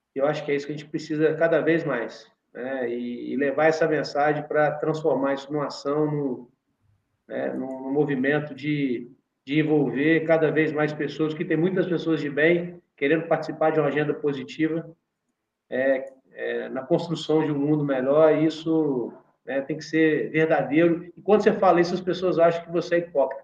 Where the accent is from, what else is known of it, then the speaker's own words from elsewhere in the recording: Minas Gerais, Brazil; a gente vive na nossa região, nós somos mineiros